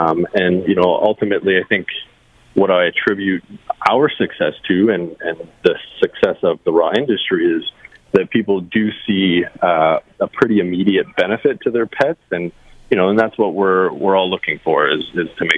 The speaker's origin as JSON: {"language": "English", "town": "Niagara Falls", "region": "Ontario", "country": "Canada", "tie": "born or raised there", "also_born_or_lived": "Welland, Ontario", "said": "I've grown up in Niagara Falls, so very excited to be at the expo, you know, in my hometown"}